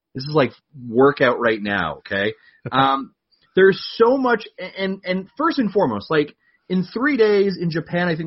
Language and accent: English; Canada; being Canadian, we celebrated our Thanksgiving the proper time of the year